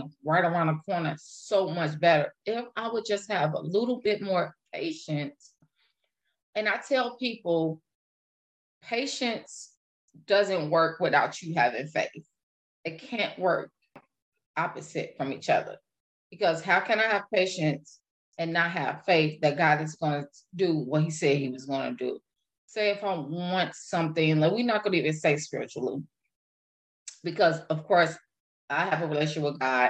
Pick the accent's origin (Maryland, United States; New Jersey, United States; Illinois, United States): Illinois, United States; now in Wisconsin, United States; I live in Wisconsin right now. I am originally from Illinois